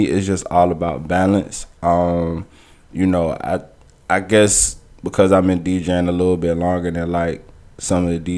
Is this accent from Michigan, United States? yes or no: no; Savannah, Georgia, United States; I'm from Savannah